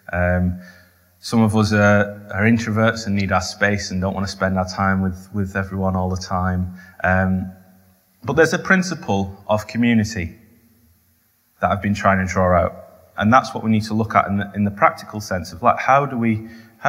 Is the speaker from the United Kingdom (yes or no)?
yes; the north of England, United Kingdom; I'm Northern.